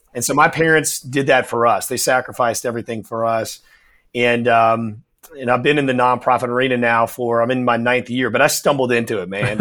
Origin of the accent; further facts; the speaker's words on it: New Orleans, Louisiana, United States; I'm born and raised in New Orleans